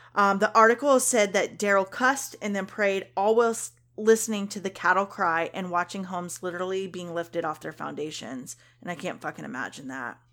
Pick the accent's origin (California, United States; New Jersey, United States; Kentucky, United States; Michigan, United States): Kentucky, United States; I'm from Kentucky